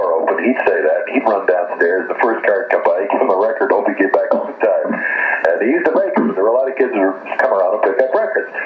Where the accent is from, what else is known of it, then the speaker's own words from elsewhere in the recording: Weyburn, Saskatchewan, Canada; We grew up together in Weyburn, went to school together